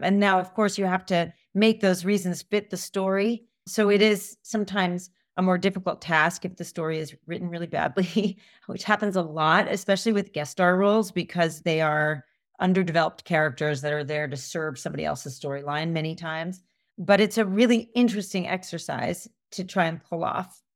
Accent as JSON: {"language": "English", "country": "United States", "tie": "born or raised there", "said": "I grew up in suburbia outside of New York"}